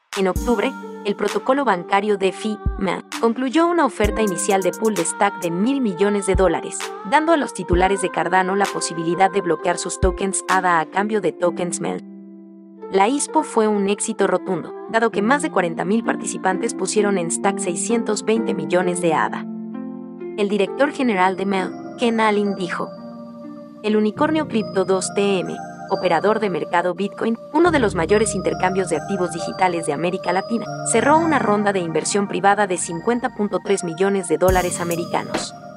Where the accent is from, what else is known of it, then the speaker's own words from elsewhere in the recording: Mexico; Spanish is a second language; Yo no soy de Brasil, pero soy de México